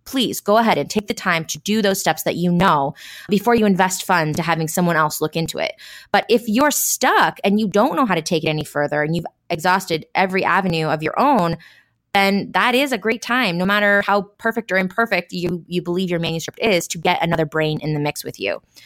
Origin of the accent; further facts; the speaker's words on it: Washington, United States; we're all from Washington and we met in Central Washington